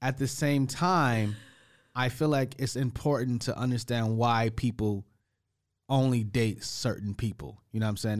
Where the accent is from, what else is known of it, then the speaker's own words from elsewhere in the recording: United States; moved away; I'm the American guy